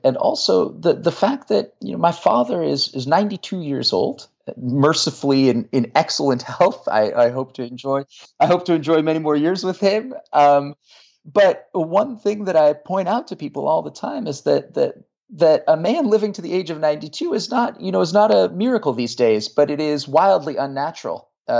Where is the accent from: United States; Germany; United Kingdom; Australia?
United States; Marin County, California; now in Virginia, United States; I grew up in Marin County.